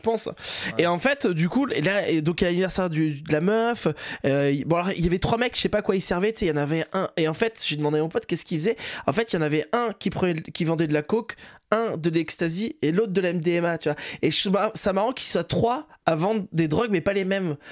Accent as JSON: {"language": "French", "town": "Saint-Jean-de-Luz", "region": "Nouvelle-Aquitaine", "country": "France", "also_born_or_lived": "Toulouse", "said": "je viens du Saint-Jean-de-Luz au Pays Basque"}